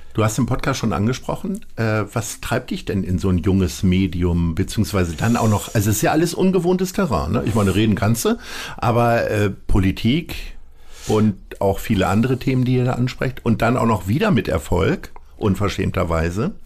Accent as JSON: {"language": "German", "region": "edge of North Rhine-Westphalia", "country": "Germany", "tie": "born or raised there", "said": "Ich bin ja am Rand von Nordrhein-Westfalen aufgewachsen"}